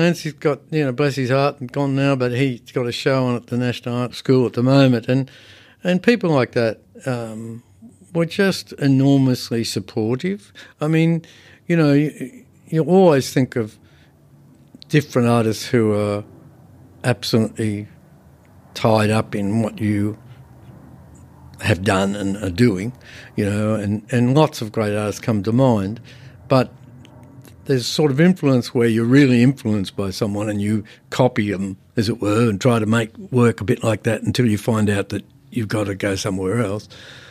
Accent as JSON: {"language": "English", "town": "Bankstown", "region": "New South Wales", "country": "Australia", "said": "I come from Bankstown. That's not the cultural heart of anything."}